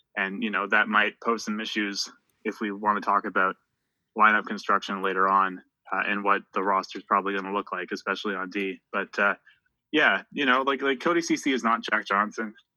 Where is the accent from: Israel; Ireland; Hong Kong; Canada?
Canada; Halifax, Nova Scotia; home right now uh, in uh, Halifax, Nova Scotia, which is my hometown